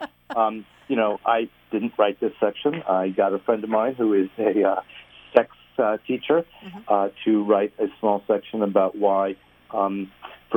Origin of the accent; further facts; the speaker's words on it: New York, United States; accent: New York; moved away as an adult; now in Los Angeles, United States; I'm from New York